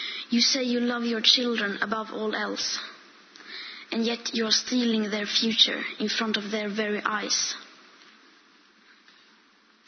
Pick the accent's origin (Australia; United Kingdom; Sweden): Sweden; I am 15 years old and I'm from Sweden